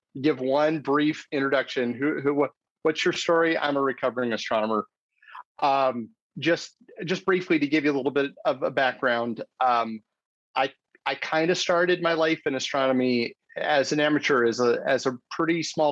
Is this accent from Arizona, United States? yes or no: yes; Arizona, United States; I grew up in Arizona. I'm in the United States.